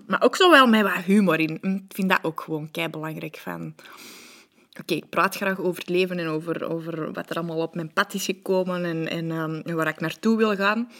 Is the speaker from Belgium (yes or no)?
yes; Antwerp, Flanders, Belgium; accent: Antwerp; ik ben altijd opgegroeid aan de kanten van het eh, Boekenbergpark, de Unitas-wijk.